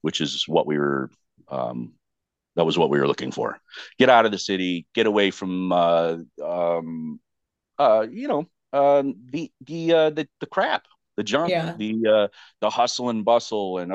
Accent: Chicago, Illinois, United States; it was pretty bad schooling in Chicago when I was younger

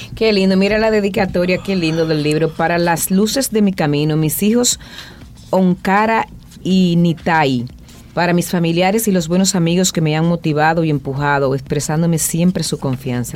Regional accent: Moca, Espaillat, Dominican Republic; Yo me siento muy orgullosa de decir que yo soy de Guausi

